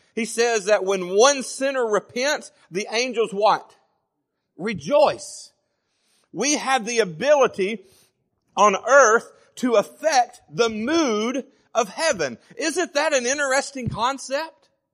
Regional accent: Savannah, Tennessee, United States; moved away as an adult; also born or lived in Florence, Alabama; I was born and lived in Florence until I was ten, and then we moved to Savannah, and I pretty much grew up the rest of my life in Savannah

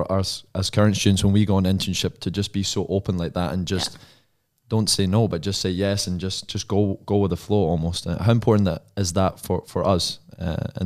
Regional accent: Scotland, United Kingdom; just being Scottish

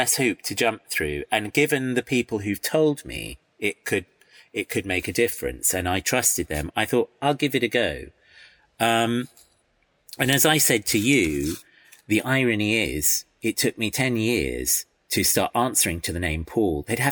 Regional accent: United Kingdom; also born or lived in Iran; But I've lived here all my life

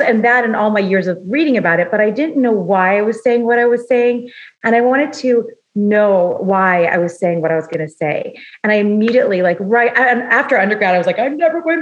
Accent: Los Angeles, California, United States; I grew up in Los Angeles

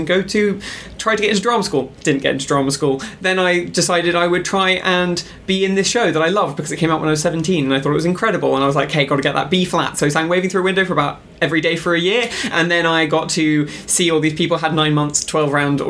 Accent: London, United Kingdom; I grew up in London

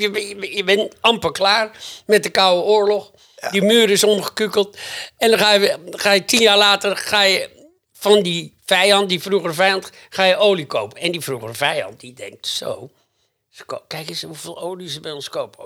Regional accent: Groningen, Netherlands; bij ons in Groningen

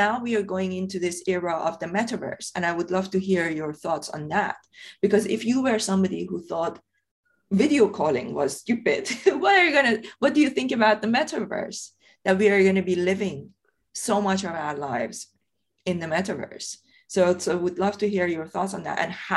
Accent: Iran; English is a second language; moved away as an adult; now in United Kingdom; I grew up in Iran. I was born and brought up in Iran. I left Iran when I was 23. I came here to the UK.

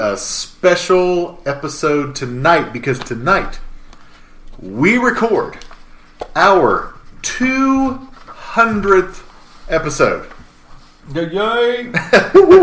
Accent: Richmond, Indiana, United States; also born or lived in Muncie, Indiana / Bryant, Indiana; I'm originally from Richmond, Indiana

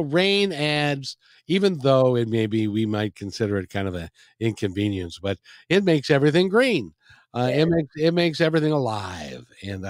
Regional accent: Seattle, Washington, United States; growing up in the Seattle area. In those days, if people will remember, if you were here, it was a kinder, gentler place.

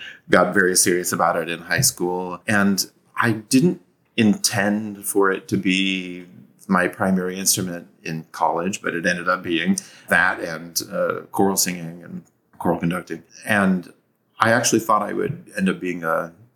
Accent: Seattle, Washington, United States; moved away as an adult; also born or lived in Columbus, Ohio; now in Savannah, United States; I'm actually from the Seattle area

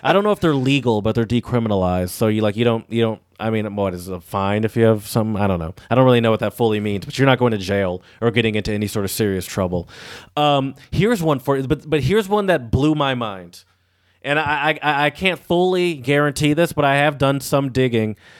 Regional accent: Michigan, United States; We're from Michigan where it's pretty free.

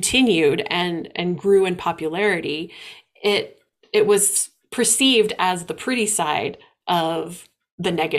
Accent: Midwest, United States; growing up in the Midwest

